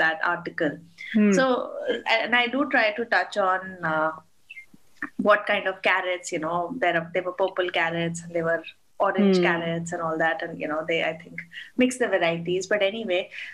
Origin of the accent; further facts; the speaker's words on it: Delhi, India; moved away as an adult; now in Dubai, United Arab Emirates; back home in growing up in Delhi